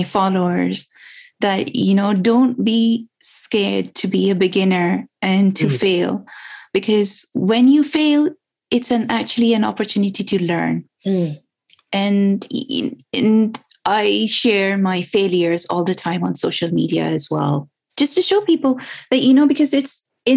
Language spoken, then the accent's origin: English; Karachi, Sindh, Pakistan; now in United Kingdom; I was born and raised in Pakistan. So I grew up in a city called Karachi, which is the biggest city of Pakistan.